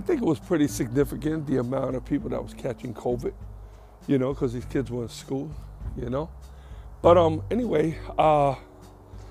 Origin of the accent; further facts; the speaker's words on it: New York City, New York, United States; moved away; I grew up, born and raised in New York, between the Bronx, Queens